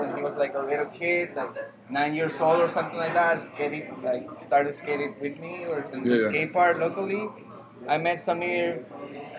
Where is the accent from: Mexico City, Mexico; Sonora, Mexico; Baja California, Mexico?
Baja California, Mexico; Tijuana; I'm from Tijuana, Mexico